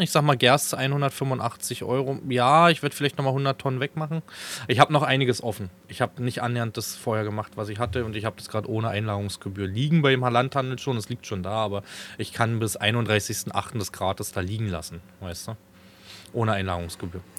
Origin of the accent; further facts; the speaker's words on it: Falkensee, Brandenburg, Germany; in meiner Jugend in Falkensee, ist so die Stadt, wo ich groß geworden bin, wo ich auch jahrelang gewohnt habe